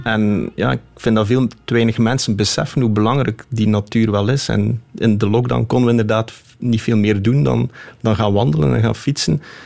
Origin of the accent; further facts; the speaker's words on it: Flemish Ardennes, Flanders, Belgium; also born or lived in Scheldt Valley; Ik ben opgegroeid in de Vlaamse Ardennen en woon nu vlak bij de Scheldevallei